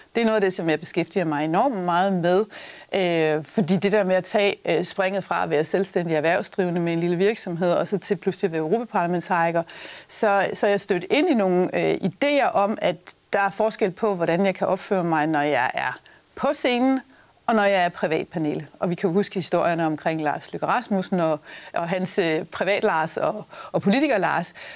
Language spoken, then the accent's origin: Danish; Denmark